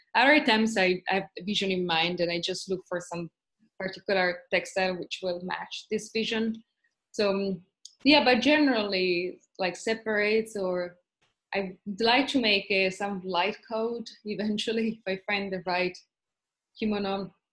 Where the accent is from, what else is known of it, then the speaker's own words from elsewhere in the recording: Italy; moved away as an adult; also born or lived in Trieste, Italy; now in Tokyo, Japan; I'm from Italy